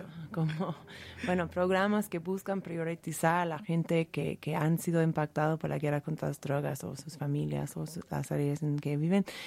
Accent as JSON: {"language": "Spanish", "region": "California", "country": "United States", "said": "Yo soy, siendo californiana"}